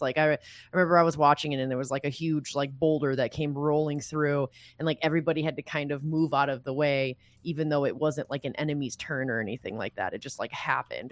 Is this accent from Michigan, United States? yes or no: yes; Michigan, United States; I'm from Michigan